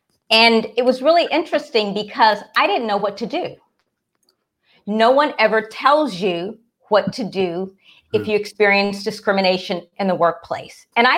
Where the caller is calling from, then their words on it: Washington, District of Columbia, United States; No, I'm in Washington, D.C.